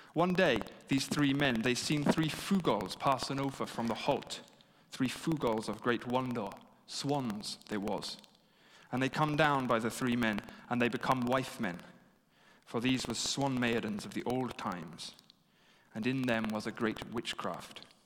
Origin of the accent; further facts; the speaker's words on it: England, United Kingdom; being English and having studied history here